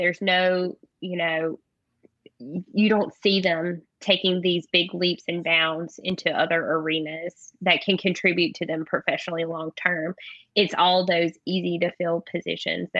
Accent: North Carolina, United States; moved away as an adult; also born or lived in Texas; I'm from North Carolina, so I thought it was going to be really easy to find a job in my home state, an hour from where I grew up

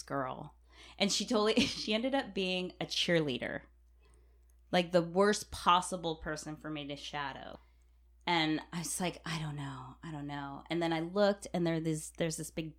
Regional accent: Los Gatos, California, United States; also born or lived in Carmel / Hawaii; I moved from Carmel to Los Gatos

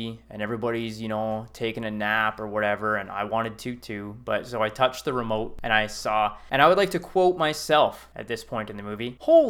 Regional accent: Canada; As a Canadian

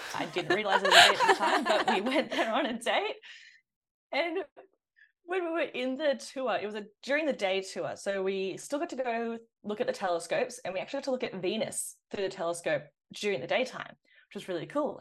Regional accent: Sydney, New South Wales, Australia; I did grow up on green guy country up in the northern beaches of Sydney.

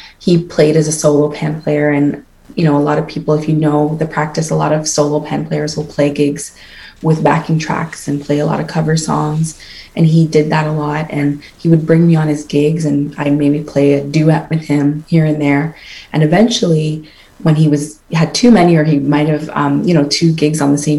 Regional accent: Toronto, Ontario, Canada; I'm definitely from Toronto. I am first generation Canadian, but born to parents from the Twin Islands of Antigua and Barbuda

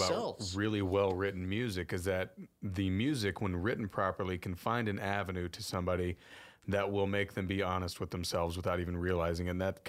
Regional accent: Kyle/Buda area, Texas, United States; I grew up down in the Kyle Buta area

